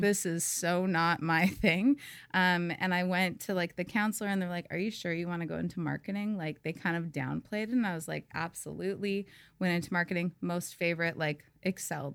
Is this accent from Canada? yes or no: yes; Saskatoon, Saskatchewan, Canada; now in Tofino, Canada; I grew up in Saskatchewan, um, the middle of Canada.